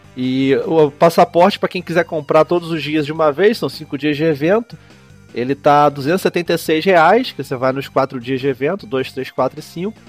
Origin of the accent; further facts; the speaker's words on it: Curitiba, Paraná, Brazil; sou de Curitiba aqui